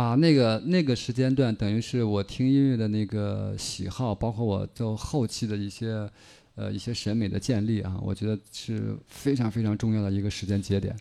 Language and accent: Chinese; Shandong, China; moved away; 我从山东过来